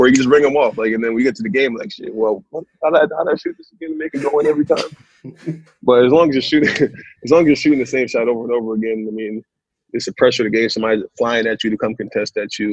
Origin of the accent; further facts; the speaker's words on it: Connecticut, United States; also born or lived in New York; I was born in New York, but lived in Connecticut. I lived in Connecticut my whole life.